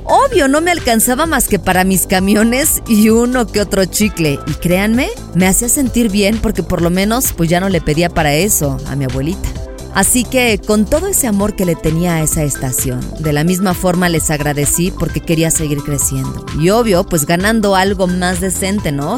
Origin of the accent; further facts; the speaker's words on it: León, Guanajuato, Mexico; moved away; allá en mi bonito León, Guanajuato